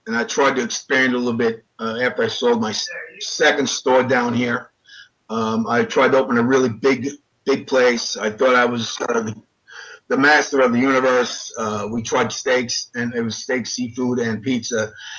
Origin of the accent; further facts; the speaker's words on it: Daytona Beach, Florida, United States; I love Daytona Beach. We grew up in Daytona.